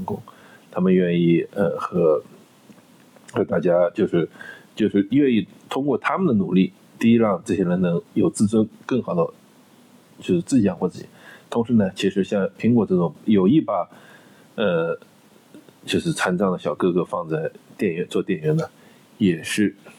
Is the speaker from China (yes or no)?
yes; China; also born or lived in United States; 我们中国人